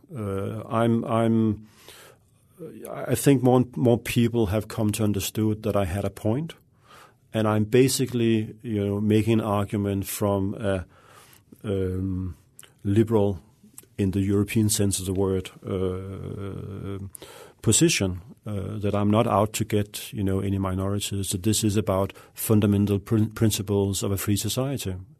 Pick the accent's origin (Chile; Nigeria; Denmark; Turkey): Denmark; moved away as an adult; also born or lived in Russia; I grew up in Denmark, a, a quiet, uh, peaceful, uh, relatively liberal, uh, country